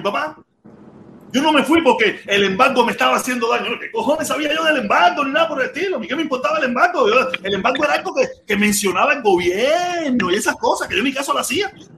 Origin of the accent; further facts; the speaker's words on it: Cuba; moved away; me fui de Cuba porque yo quería tener popi, pitusa, cadena de oro